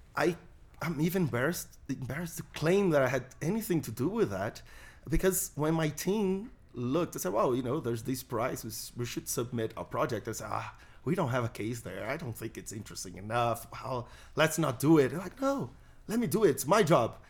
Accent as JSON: {"language": "English", "country": "Brazil", "said": "I'm a Brazilian libertarian."}